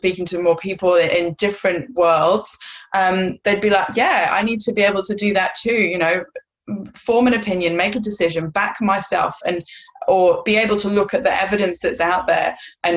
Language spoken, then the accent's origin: English; North Wales, United Kingdom; moved away as an adult; now in Perth, Australia; I live in Perth, Western Australia. I've lived here for 10 years, but I am originally from North Wales